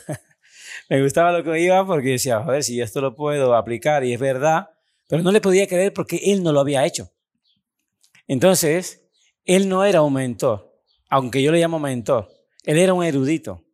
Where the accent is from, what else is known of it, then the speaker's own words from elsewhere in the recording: Cuba; moved away as an adult; also born or lived in Italy; vengo desde Cuba, un país bastante pobre